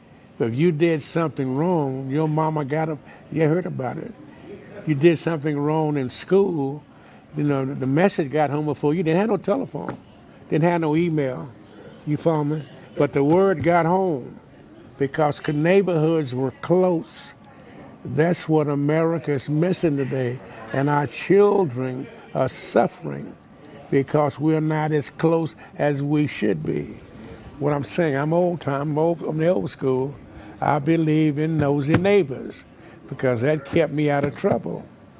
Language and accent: English; Wichita Falls, Texas, United States; I grew up in Wichita Falls, Texas, 601 Dallas Street.